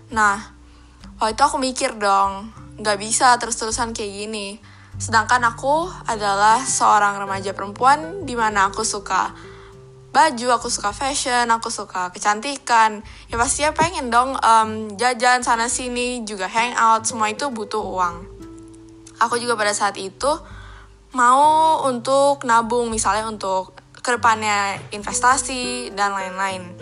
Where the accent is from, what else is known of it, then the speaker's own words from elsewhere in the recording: Jakarta, Indonesia; born there; Aku lahir di Jakarta, tanggal 8 Desember tahun 2003.